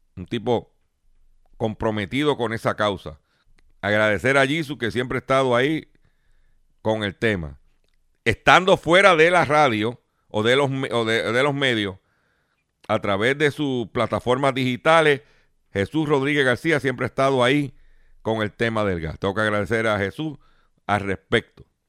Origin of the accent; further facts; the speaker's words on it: Lares, Puerto Rico; en mi pueblo de Lares